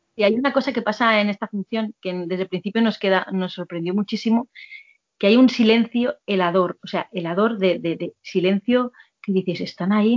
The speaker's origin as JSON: {"language": "Spanish", "region": "Catalonia", "country": "Spain", "tie": "born or raised there", "moved": "as an adult", "lives_now": "Madrid, Spain"}